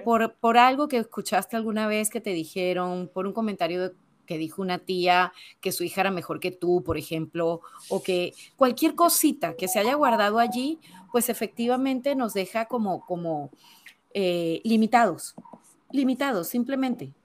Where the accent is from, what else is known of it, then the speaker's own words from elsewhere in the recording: Venezuela; moved away as an adult; also born or lived in Spain; now in Panama; yo nací pues, en Venezuela. Llevo veintipico de años ya fuera del país donde nací